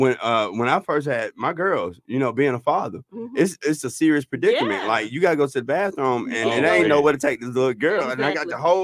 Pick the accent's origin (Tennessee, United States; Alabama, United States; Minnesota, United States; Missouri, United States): Alabama, United States; I'm from Alabama.